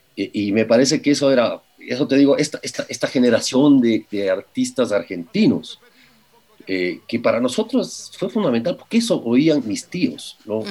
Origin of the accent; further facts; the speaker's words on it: Ecuador; los ecuatorianos somos